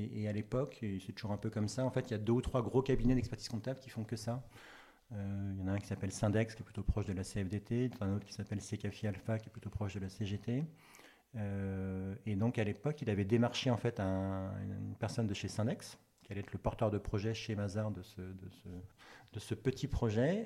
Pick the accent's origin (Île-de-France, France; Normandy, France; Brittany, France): Brittany, France; Breton; also born or lived in Paris; now in Nantes, France; j'étais breton, enfin je suis breton, je suis rené à la base